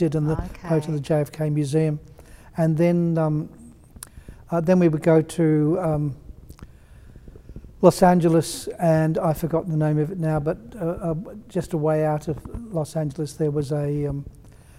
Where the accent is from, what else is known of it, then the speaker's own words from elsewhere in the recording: England, United Kingdom; now in Victoria, Australia; because I was from England originally